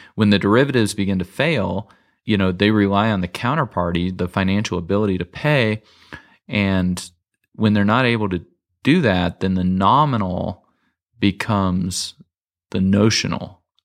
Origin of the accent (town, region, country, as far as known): United States